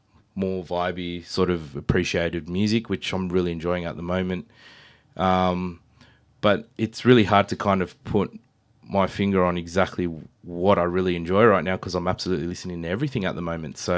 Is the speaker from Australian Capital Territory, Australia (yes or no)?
yes; Canberra, Australian Capital Territory, Australia; moved away as an adult; now in Sydney, Australia; I was born and raised in Canberra for a very long time